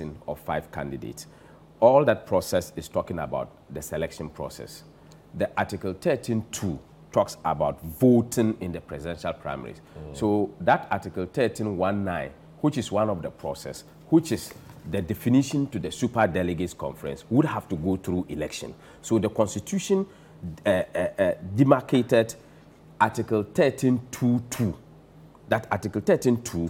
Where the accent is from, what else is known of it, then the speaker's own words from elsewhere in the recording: Zabzugu, Northern Region, Ghana; I come from Zabzugu